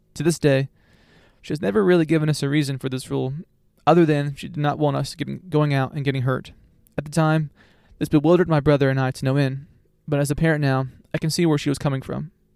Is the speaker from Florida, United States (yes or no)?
yes; Florida, United States; I was raised in Florida and am a self-certified beach bum in the summer months